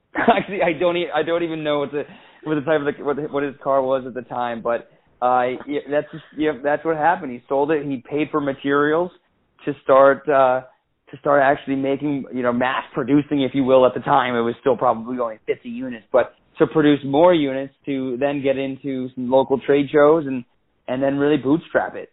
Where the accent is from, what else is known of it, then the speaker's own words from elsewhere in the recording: Maine, United States; we grew up in Maine